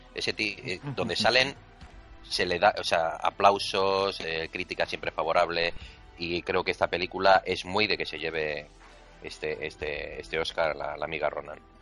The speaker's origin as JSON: {"language": "Spanish", "country": "Spain"}